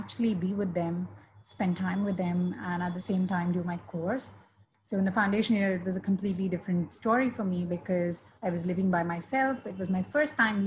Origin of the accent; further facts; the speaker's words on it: India; I have been born and raised in India